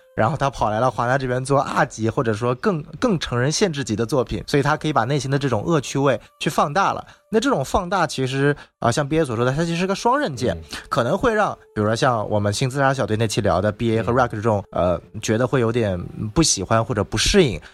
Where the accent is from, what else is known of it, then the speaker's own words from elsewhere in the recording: China; also born or lived in Los Angeles, United States; 我是来自中国的